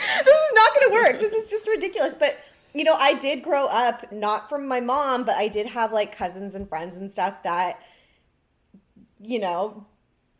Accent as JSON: {"language": "English", "town": "Seattle", "region": "Washington", "country": "United States", "tie": "born or raised there", "said": "I grew up in Seattle. I would come down to California in the summer."}